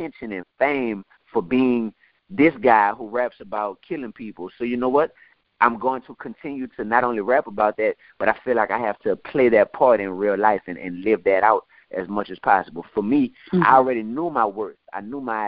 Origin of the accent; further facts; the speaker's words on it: New Orleans, Louisiana, United States; I'm from New Orleans